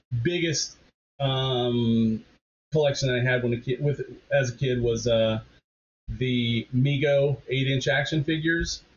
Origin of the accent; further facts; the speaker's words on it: Indiana, United States; moved away as an adult; also born or lived in New Jersey; I'm from Indiana originally